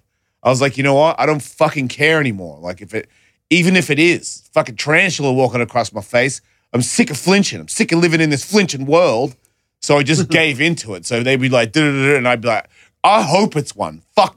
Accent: Australia; I'm from Australia.

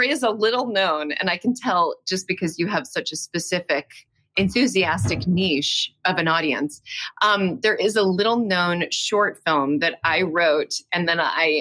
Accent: New York City, New York, United States; moved away as an adult; now in Los Angeles, United States; I'm from New York. I was born in New York.

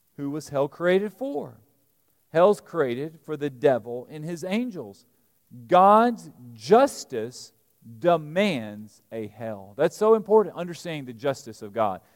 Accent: Alabama, United States; moved away as an adult; also born or lived in New Orleans / Georgia; now in Lexington, Kentucky, United States; I was raised in Alabama. I grew up preaching in rural country Alabama churches.

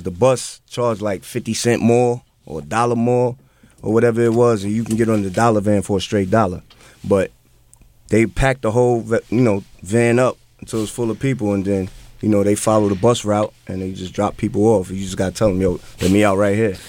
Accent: New York City, New York, United States; also born or lived in Hempstead, Long Island; I grew up on Jamaica Ave all my life, and you know Hempstead and just the whole Queen, that whole Queens area, Jamaica

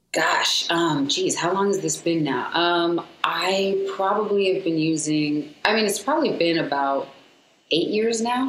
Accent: San Diego, California, United States; also born or lived in Seattle, Washington / Seal Beach, California; I was raised in San Diego, Southeast San Diego

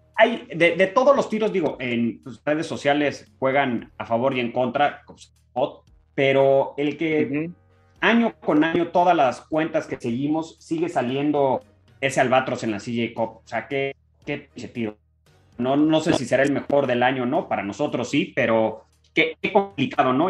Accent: Mexico; como mexicano

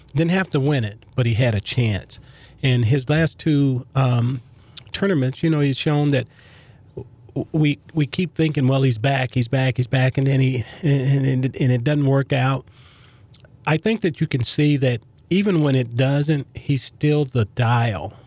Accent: Los Angeles, California, United States; growing up in South Central Los Angeles

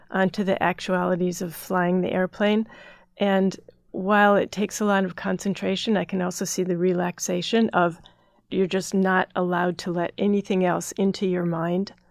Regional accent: Midwest, United States; also born or lived in Minnesota / Chicago / Northern Ohio; So I grew up in the Midwest, Minnesota, Chicago, Northern Ohio, and there were great places to grow up.

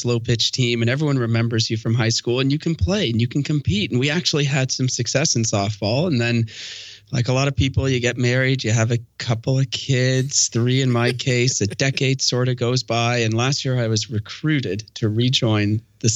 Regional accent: Canada; I'm Canadian. I know I should have grown up playing hockey

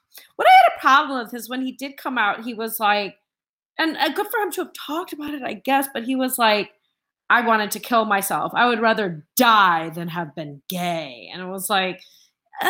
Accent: Chicago, Illinois, United States; I'm from Chicago

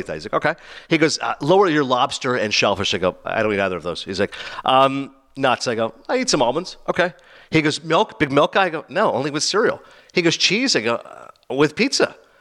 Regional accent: Toronto, Ontario, Canada; I'm from Toronto

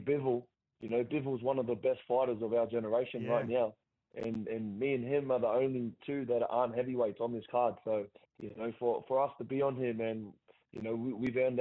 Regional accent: Gosford, New South Wales, Australia; my hometown

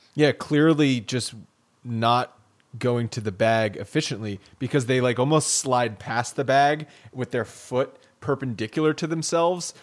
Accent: Rhode Island, United States; I'm from Rhode Island

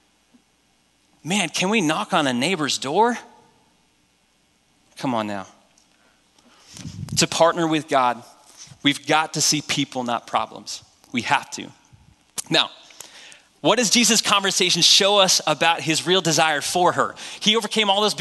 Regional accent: New Hampshire, United States; I grew up in New Hampshire

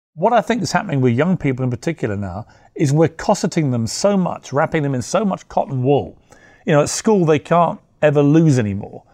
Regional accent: United Kingdom; I'm, I'm British

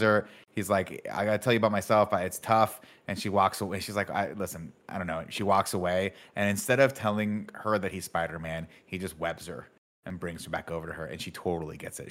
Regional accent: San Francisco, California, United States; moved away; I went to Lowell High School, born and raised in San Francisco

